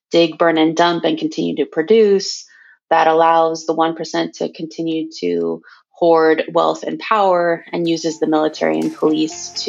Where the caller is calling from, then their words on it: Portland, Oregon, United States; I am calling in from Cowlitz Territory, Portland, Oregon.